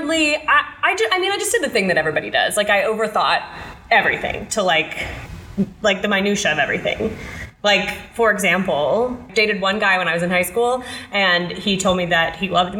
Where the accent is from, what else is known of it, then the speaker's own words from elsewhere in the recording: Union, Kentucky, United States; moved away; I grew up in Kentucky. I grew up in a little town called Union, Kentucky that is just super north, really close to Cincinnati, Ohio